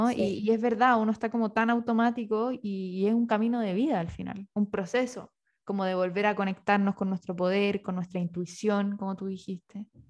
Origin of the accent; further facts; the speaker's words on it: Rancagua, O'Higgins, Chile; moved away; also born or lived in Santiago; yo soy de Rancagua y me tocó vivir en Santiago